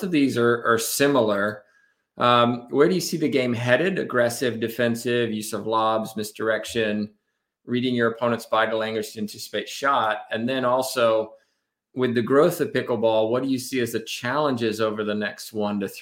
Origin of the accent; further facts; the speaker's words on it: England, United Kingdom; because I'm from England, right? I'm English